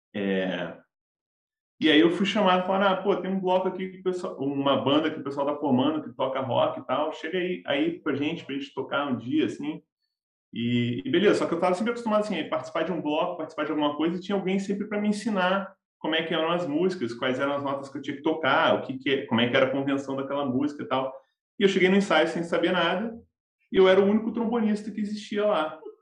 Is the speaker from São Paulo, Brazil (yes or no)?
yes; Campinas, São Paulo, Brazil; now in Rio de Janeiro, Brazil; eu sou do interior de São Paulo, sou de Campinas